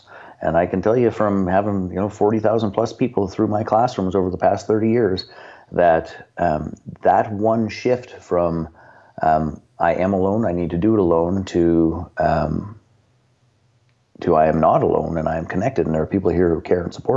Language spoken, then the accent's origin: English; Canada; I'm from Canada. I live in the town in which we operate